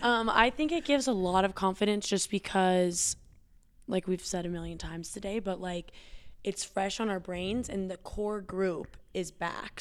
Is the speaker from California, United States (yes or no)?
no; Evergreen, Colorado, United States; also born or lived in Boulder, Colorado; I'm from Evergreen